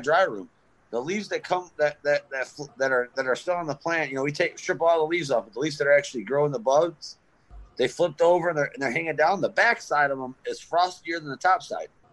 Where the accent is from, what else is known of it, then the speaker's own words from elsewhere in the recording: Detroit, Michigan, United States; now in Grayling, United States; I'm from Detroit area. Um, I now live in Grayling.